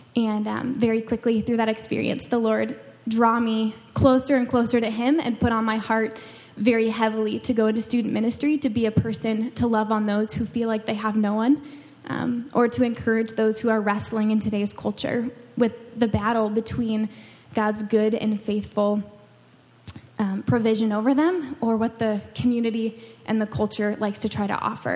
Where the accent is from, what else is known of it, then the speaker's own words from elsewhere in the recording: Washington, United States; moved away as an adult; I grew up in Washington State, on the other side of the country. I grew up right on the Canadian border and the edge of the ocean